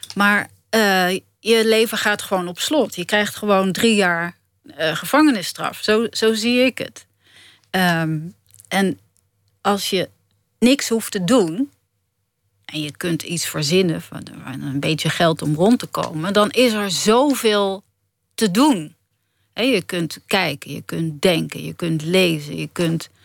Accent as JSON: {"language": "Dutch", "country": "Netherlands", "said": "ik ben ook een Nederlander"}